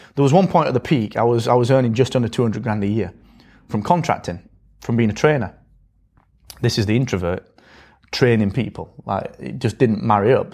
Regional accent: Barnsley, Yorkshire and the Humber, United Kingdom; I come from Barnsley, and I come from this school

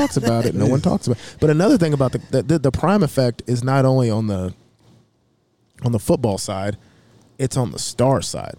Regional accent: Kansas City, Missouri, United States; we're from Kansas City.

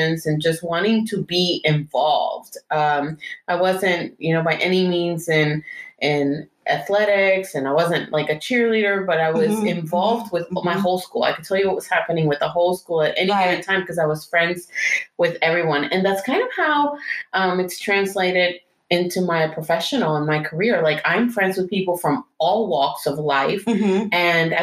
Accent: Houston, Texas, United States; I grew up in West Houston.

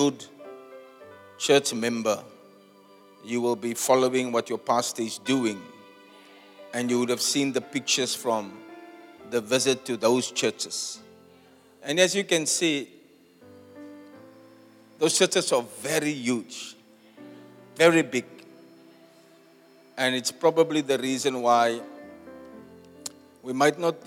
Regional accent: Cape Town, Western Cape, South Africa; back in my hometown

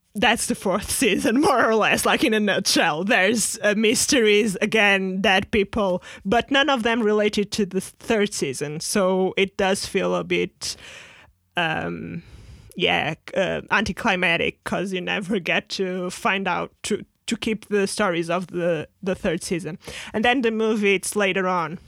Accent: Portugal; moved away; at the time we were, like, in Portugal

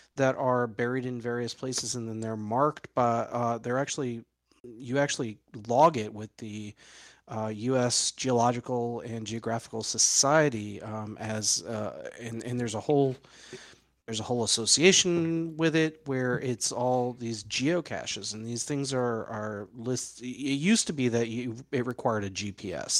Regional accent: New York City, New York, United States; moved away; I was born in New York City

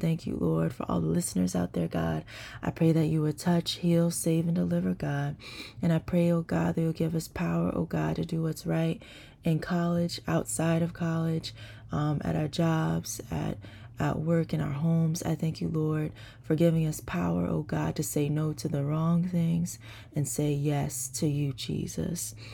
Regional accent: New Jersey, United States; I'm from New Jersey

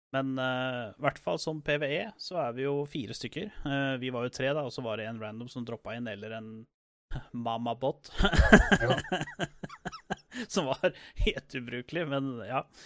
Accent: Norway; vi kommer fra Norge

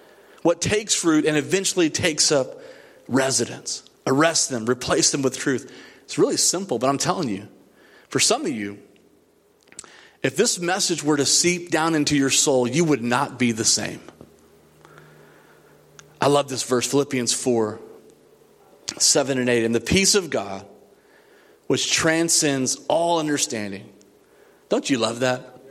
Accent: Odessa, Texas, United States; I grew up in the west side of Odessa, Texas.

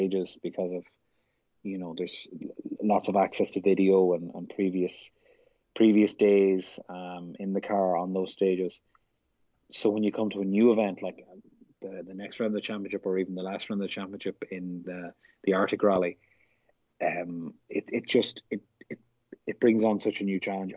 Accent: Ireland; now in United States; being Irish

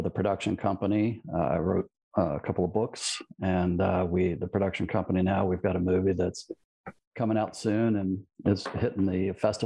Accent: Baton Rouge, Louisiana, United States; now in Houston, United States; I grew up in Louisiana, born in Louisville, Kentucky.

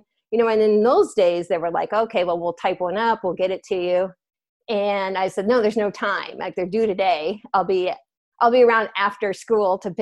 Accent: Minnesota, United States; moved away; I'm originally from Minnesota

